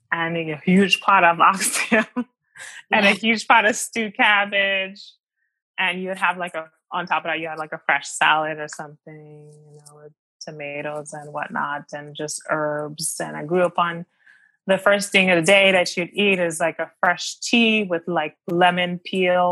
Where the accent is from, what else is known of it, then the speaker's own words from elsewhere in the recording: Maryland, United States; also born or lived in Washington, D.C.; now in New York, United States; I grew up in America. First of all, I'm from Maryland and I was born in DC.